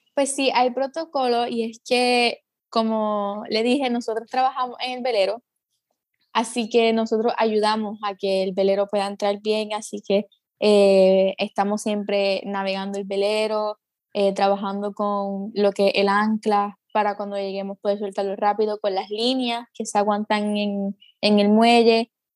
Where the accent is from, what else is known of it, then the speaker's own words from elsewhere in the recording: Guayanilla, Puerto Rico; also born or lived in Ponce; Pues nací en Ponce, eh, pero he vivido casi toda mi vida en Guayanilla. Así que pues me gusta decir que soy de Guayanilla